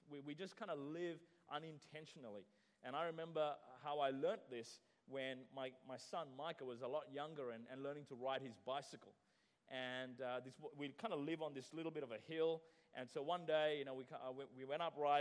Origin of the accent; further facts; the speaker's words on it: Sri Lanka; I remember growing up in Sri Lanka